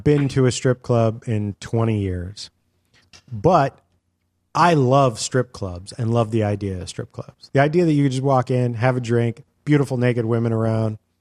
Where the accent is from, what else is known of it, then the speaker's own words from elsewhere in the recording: California, United States; we're from California